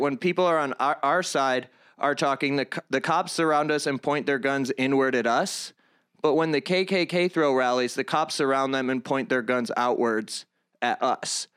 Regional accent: Palmyra, New York, United States; I grew up in the Greater Rochester area

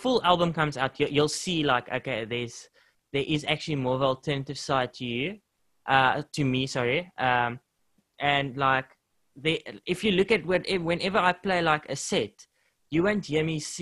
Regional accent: South Africa; that's the one thing of being South African

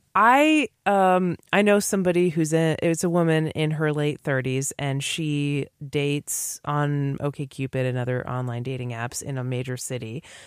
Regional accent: New England, Massachusetts, United States; I grew up in New England, which is supposedly the most atheist, liberal Massachusetts, you know, coast, East Coast

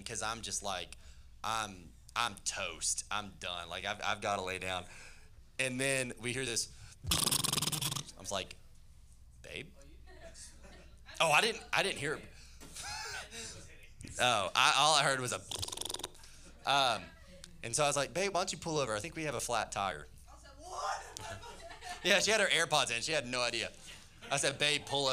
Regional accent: Tennessee, United States; I'm from Tennessee

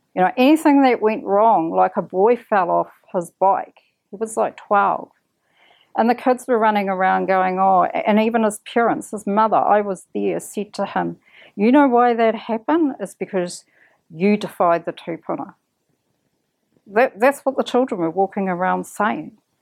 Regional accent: Kaitaia, Northland, New Zealand; moved away; also born or lived in Auckland; I come from Kaitaia

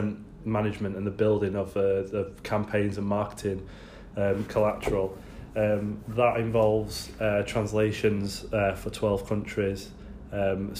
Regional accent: Doncaster, Yorkshire and the Humber, United Kingdom; I'm from Doncaster.

